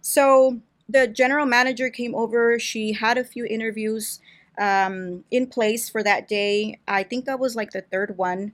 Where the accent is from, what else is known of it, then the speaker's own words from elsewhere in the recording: Brawley, California, United States; I wasn't born here, but I was raised here